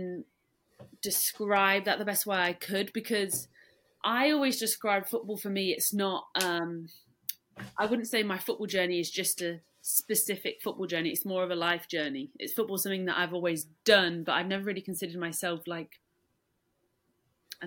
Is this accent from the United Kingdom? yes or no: yes; Leicester, East Midlands, United Kingdom; accent: British; I was brought up in England. My mum is English